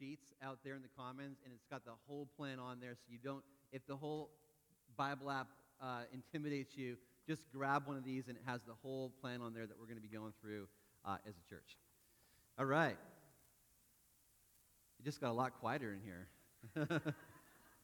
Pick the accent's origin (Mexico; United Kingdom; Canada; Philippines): Canada; moved away; I grew up in Canada